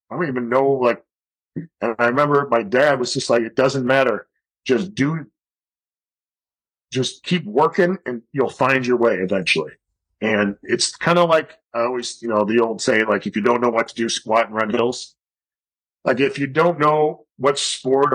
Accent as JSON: {"language": "English", "town": "Chicago", "region": "Illinois", "country": "United States", "tie": "born or raised there", "also_born_or_lived": "Colorado Springs, Colorado / Tucson, Arizona", "moved": "as an adult", "said": "I grew up in Chicago."}